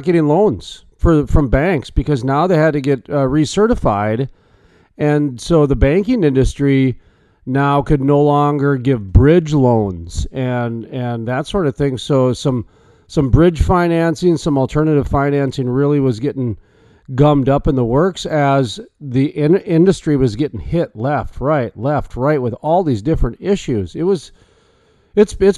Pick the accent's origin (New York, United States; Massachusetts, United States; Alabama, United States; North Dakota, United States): North Dakota, United States; I'm from North Dakota, where the Bakken play is